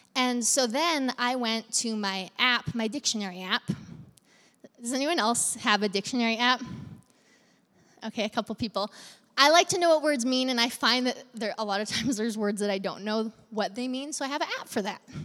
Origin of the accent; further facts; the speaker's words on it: Central Alberta, Canada; now in Medicine Hat, Canada; We're from Central Alberta.